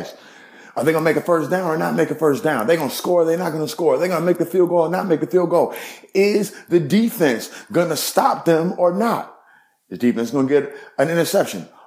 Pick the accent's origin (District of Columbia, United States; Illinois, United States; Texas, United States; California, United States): Illinois, United States; Evanston; also born or lived in Chicago, Illinois; I was born in Chicago, but I grew up in Evanston, Illinois